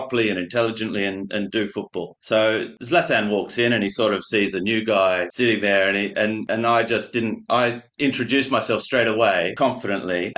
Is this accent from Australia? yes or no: yes; Australia; moved away; also born or lived in Paris; being Australian